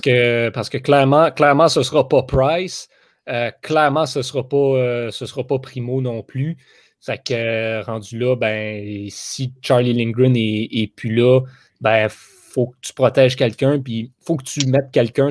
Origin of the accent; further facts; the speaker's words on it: Montreal, Quebec, Canada; on vient de Montréal, on est à Montréal